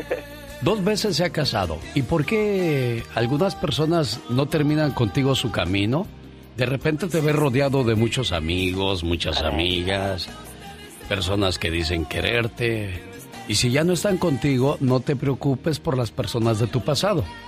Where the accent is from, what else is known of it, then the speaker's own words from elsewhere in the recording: Guerrero, Mexico; soy de Guerrero